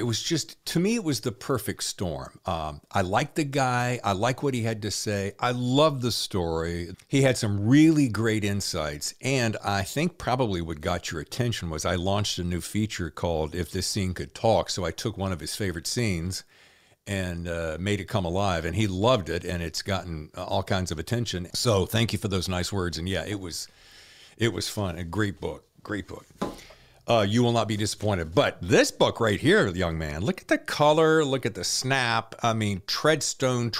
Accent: Winston-Salem, North Carolina, United States; accent: Southern; I'm from North Carolina, born in Winston-Salem.

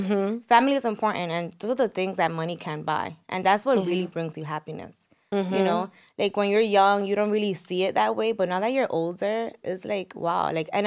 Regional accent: San Francisco de Macorís, Duarte, Dominican Republic; We're from San Francisco de Macorís in DR.

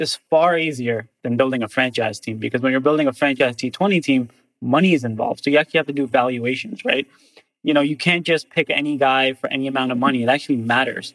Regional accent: United States; I grew up in the States, but I'm a Pakistani heritage

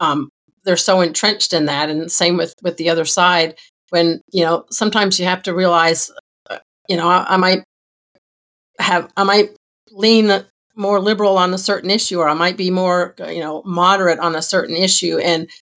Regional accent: Georgia, United States; I grew up in Georgia, and Zell Miller was the governor when I was a kid

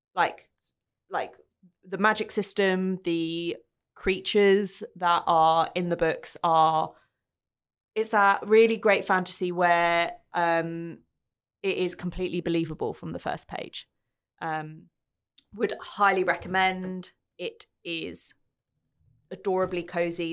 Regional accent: London, United Kingdom; moved away as an adult; now in Australia; growing up in London

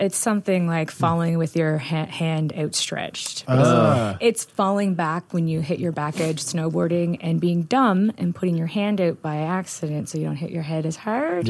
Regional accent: Gander, Newfoundland and Labrador, Canada; I'm originally from Gander.

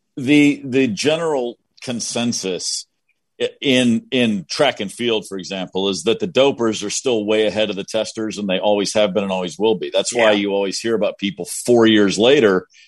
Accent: Kentucky, United States; I'm from Kentucky, right? I'm from Kentucky

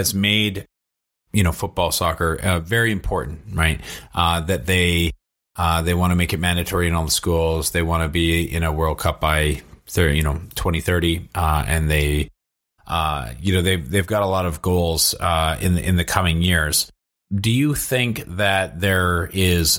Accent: Vancouver, British Columbia, Canada; I come from Vancouver

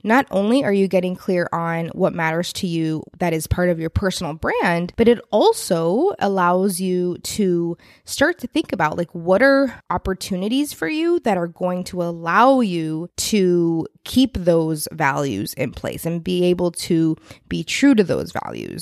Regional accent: Texas, United States; being a Texan

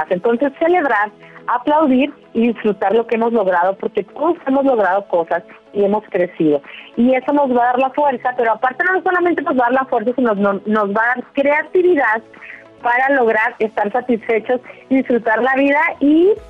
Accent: Durango, Mexico; now in Dallas, United States; lo escuchamos desde acá, desde Dallas, Texas, somos de Durango, México.

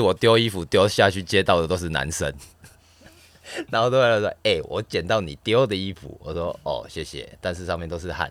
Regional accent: southern Taiwan, Taiwan; moved away as an adult; now in Taipei, Taiwan; 我们南部会说

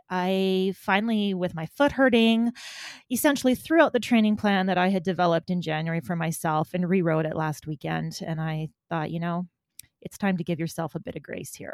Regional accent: Alberta, Canada; moved away as an adult; now in Manitoba, Canada; I grew up in Alberta.

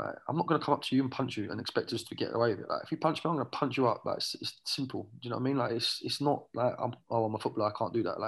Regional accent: Watford, East of England, United Kingdom; also born or lived in Ireland (ancestry); now in California, United States; I'm from Watford

